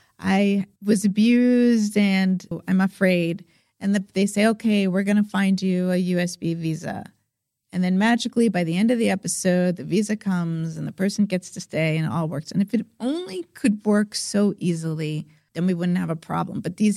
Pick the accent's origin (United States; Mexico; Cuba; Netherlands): Mexico; maybe I am going to be deported from Mexico, even though Mexico is my hometown, because he's dark skinned